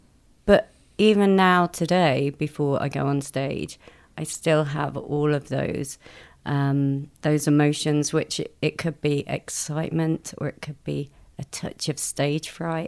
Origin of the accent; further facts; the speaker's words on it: Mansfield, East Midlands, United Kingdom; I grew up in a small coal mining town in Nottinghamshire, a place called Mansfield.